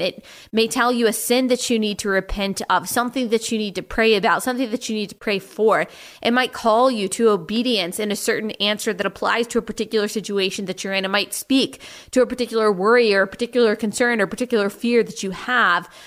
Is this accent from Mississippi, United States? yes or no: no; Texas, United States; I'm from Texas